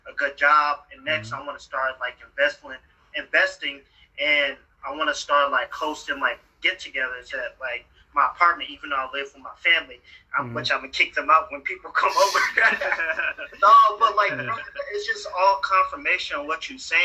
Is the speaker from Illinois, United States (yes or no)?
yes; Chicago, Illinois, United States; moved away; I'm from Chicago